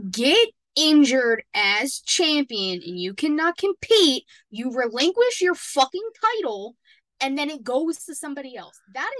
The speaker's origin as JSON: {"language": "English", "town": "Pittsburgh", "region": "Pennsylvania", "country": "United States", "said": "I'm from Pittsburgh, so is she."}